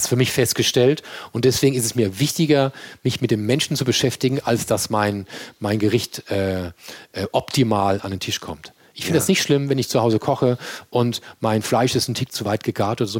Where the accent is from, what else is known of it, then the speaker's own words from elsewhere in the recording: Mannheim, Baden-Württemberg, Germany; accent: Kurpfälzer Dialekt; now in Hamburg, Germany; ich bin ein gebürtiger Mannheimer und tief im Herzen bin ich Kurpfälzer